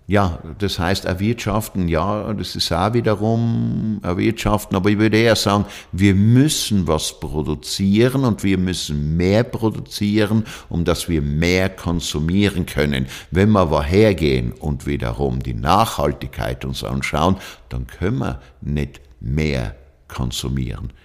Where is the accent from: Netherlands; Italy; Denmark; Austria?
Italy; South Tyrol, Trentino-Alto Adige; Ja, Südtirol ist meine Heimat